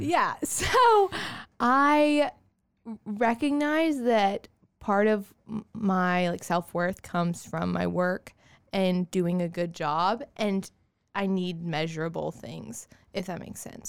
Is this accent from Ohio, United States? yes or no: no; Augusta, Georgia, United States; also born or lived in Auburn, Alabama / Kansas; I am from Augusta. Yes. So, I grew up in Augusta